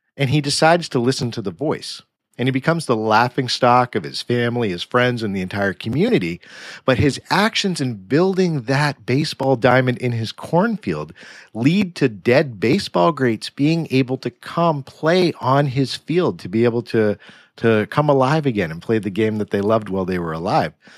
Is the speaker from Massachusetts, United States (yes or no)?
yes; Massachusetts, United States; my home state of Massachusetts